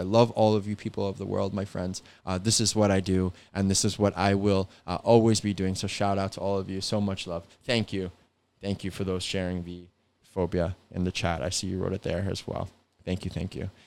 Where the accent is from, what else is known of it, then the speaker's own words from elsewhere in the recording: New York, United States; I'm from New York